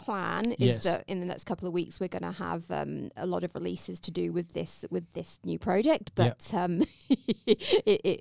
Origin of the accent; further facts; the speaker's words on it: England, United Kingdom; now in Australia; I'm English.